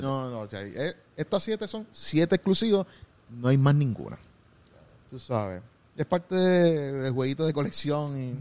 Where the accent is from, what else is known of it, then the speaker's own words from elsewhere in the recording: Gurabo, Puerto Rico; yo soy de Gurabo, pero soy en Cagua